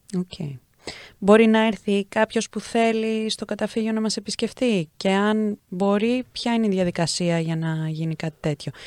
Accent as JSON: {"language": "Greek", "country": "Greece", "said": "πώς μεγαλώνουμε στην Ελλάδα"}